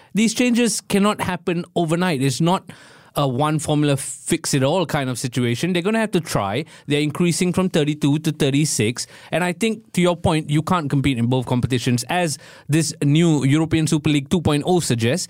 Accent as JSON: {"language": "English", "country": "Singapore", "said": "as a Singaporean"}